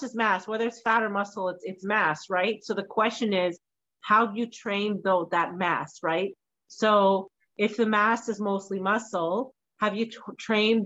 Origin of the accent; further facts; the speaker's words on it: Scotland, United Kingdom; I'm Scottish